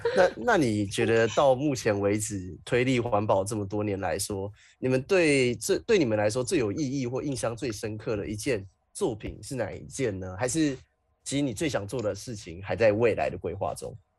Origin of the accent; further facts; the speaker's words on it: Taiwan; 来自台湾